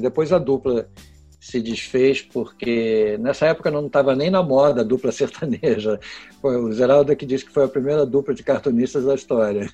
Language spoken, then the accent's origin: Portuguese; Porto Alegre, Rio Grande do Sul, Brazil; Sou filho de gaúcho, passei minha infância inteira em Porto Alegre